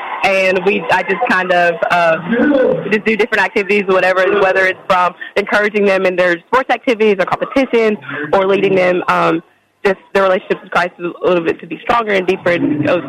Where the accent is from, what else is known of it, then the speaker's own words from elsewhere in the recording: Madison, Alabama, United States; I'm from Madison, but we worked in Coleman